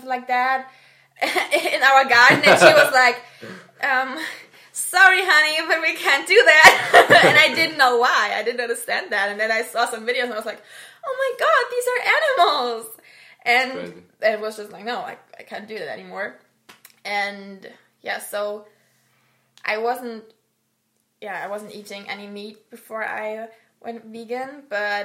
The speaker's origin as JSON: {"language": "English", "country": "Germany", "said": "I'm from Germany"}